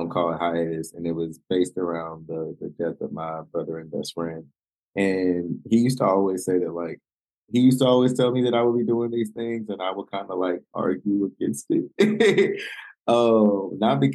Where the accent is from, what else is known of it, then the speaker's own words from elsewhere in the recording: Winston-Salem, North Carolina, United States; I'm from Winston-Salem, North Carolina. So I'm from, I would say, a smaller town. I wouldn't say too small. I've seen smaller cities, but a smallish town. And I grew up in a space that everyone knew my family.